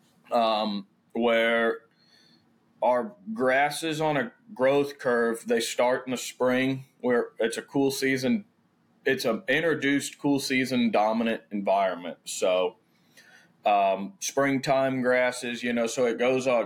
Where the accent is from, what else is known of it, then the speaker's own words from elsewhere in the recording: St. Louis County, Missouri, United States; also born or lived in Jackson Hole, Wyoming; now in Owensville, United States; I grew up, born and raised St. Louis County